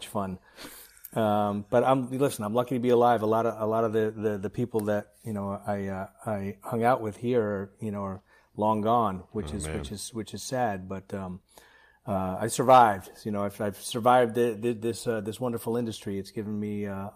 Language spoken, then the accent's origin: English; New York, United States; I grew up in New York